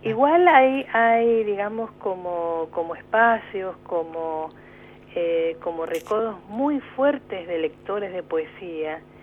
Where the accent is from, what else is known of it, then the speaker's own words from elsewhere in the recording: Mendoza, Argentina; moved away as an adult; now in Neuquén, Argentina; soy mendocina